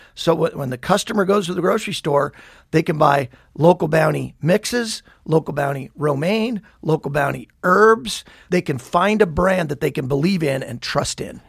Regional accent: Billings, Montana, United States; moved away as an adult; also born or lived in Havre, Montana / New Mexico / San Diego; We moved to Billings when I was about one. So Billings is all I really knew. Born and raised, went to uh, Billings West High School

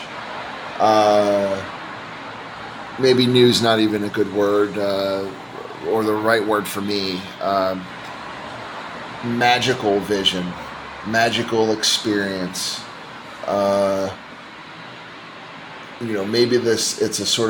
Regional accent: United States; moved away as an adult; now in Gaziantep, Turkey; I'm not Turkish. My wife and daughter are Turkish. I'm an American, and I came to this country 5 years ago

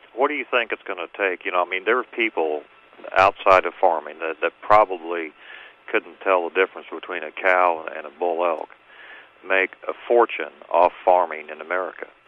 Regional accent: North Missouri, United States; growing up in North Missouri in the 60s

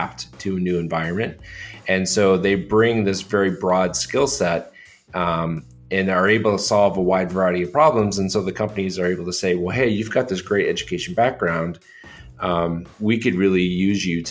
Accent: Joliet, Illinois, United States; I grew up in Joliet, Illinois

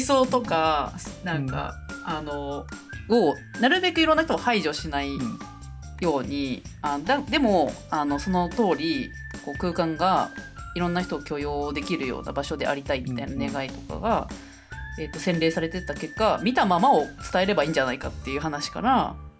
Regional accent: Tokyo, Japan; moved away as an adult; now in Tono, Japan; 東京で生まれ育ちましたけども

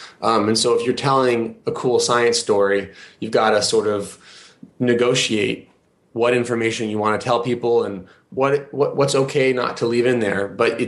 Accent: Kenya; I grew up in Kenya. I spent my childhood there.

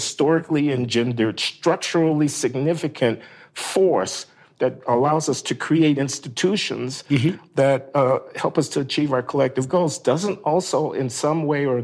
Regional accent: United States; We are Americans

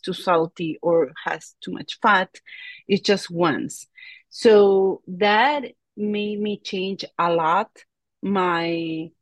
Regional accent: La Paz, Bolivia; moved away; I am from La Paz, Bolivia, and that's about 12,000 feet above the ocean.

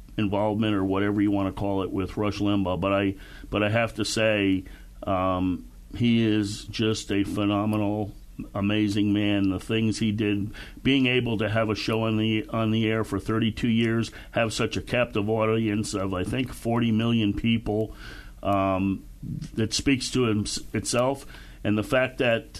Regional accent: Connecticut, United States; moved away as an adult; also born or lived in Panama; I grew up outside New York in Connecticut

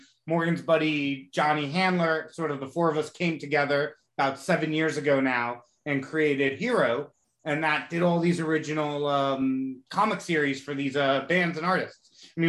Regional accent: Jamaica; I'm Jamaican.

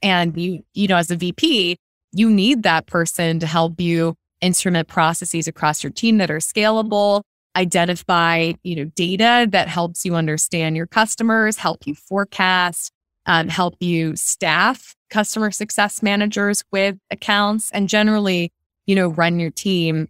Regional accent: Philadelphia, Pennsylvania, United States; moved away as an adult; also born or lived in New York City; I grew up on the East Coast and of the U S in suburban Philadelphia

